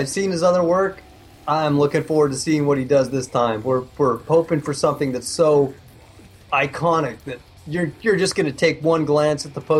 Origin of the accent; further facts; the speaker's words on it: Northern California, United States; Growing up in Northern California, we were surrounded by marijuana.